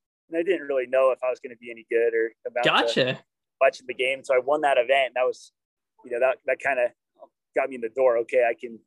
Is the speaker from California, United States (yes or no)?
yes; Danville, California, United States; So I'm from, Danville, California.